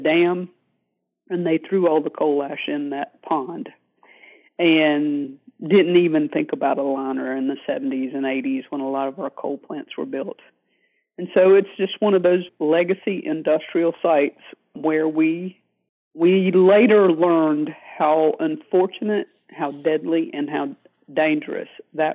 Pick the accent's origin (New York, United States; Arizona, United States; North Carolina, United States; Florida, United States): North Carolina, United States; my home state of North Carolina